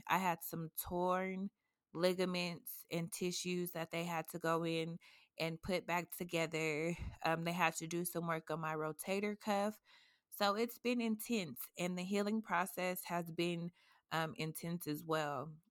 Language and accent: English; Colorado, United States; I'm a native from Colorado